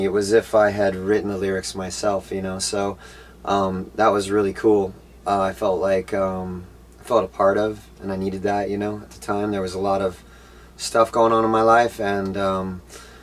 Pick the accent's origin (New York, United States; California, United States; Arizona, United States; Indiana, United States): California, United States; Orange County; I grew up in Orange County, California